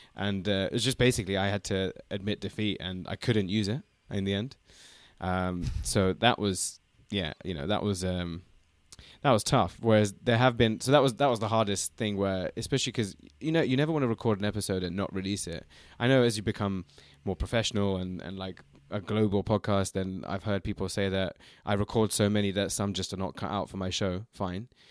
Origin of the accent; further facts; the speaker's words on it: London, United Kingdom; also born or lived in China; we're both from London, we're both North London boys